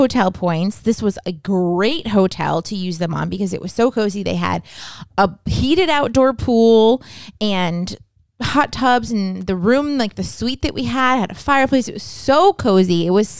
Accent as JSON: {"language": "English", "country": "United States", "said": "as an American"}